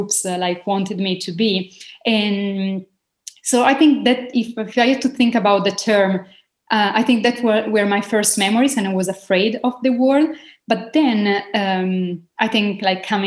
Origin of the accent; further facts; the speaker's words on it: Italy; moved away as an adult; now in Malta; I was born in Italy in a small town, small community.